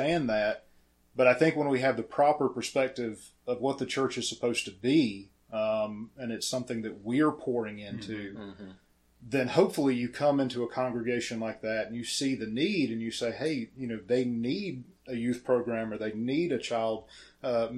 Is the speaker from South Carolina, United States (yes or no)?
yes; Pickens, South Carolina, United States; Born and raised in Pickens